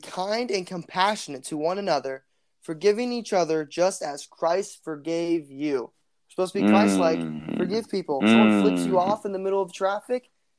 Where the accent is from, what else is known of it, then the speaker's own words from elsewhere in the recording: India; English is a second language; Sorry, English is tough. I'm just learning it. I'm actually Indian.